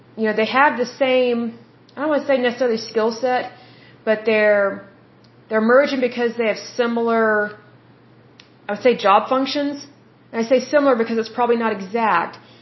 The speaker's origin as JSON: {"language": "English", "country": "United States", "said": "if someone asks me what nationality I am, I say I'm American"}